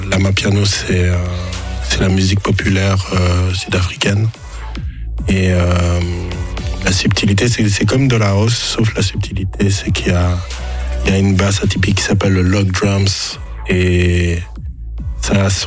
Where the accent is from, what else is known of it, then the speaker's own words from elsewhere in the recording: Geneva, Switzerland; Oui, je suis de Genève.